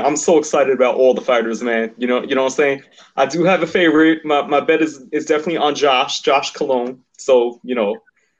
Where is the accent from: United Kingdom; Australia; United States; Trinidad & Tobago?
United States; New York City, New York; I'm originally from Queens